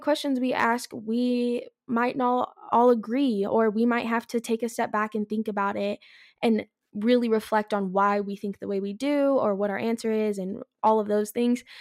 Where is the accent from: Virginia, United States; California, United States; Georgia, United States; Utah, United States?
California, United States; moved away as an adult; I'm from California originally.